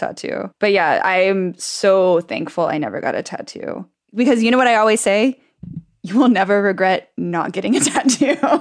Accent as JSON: {"language": "English", "region": "Texas", "country": "United States", "said": "I'm from Texas"}